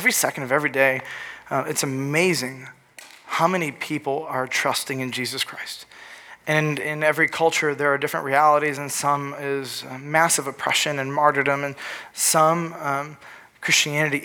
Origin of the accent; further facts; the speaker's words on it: Northville, Michigan, United States; also born or lived in Lansing, Michigan; we moved from Lansing, Michigan, to Northville, Michigan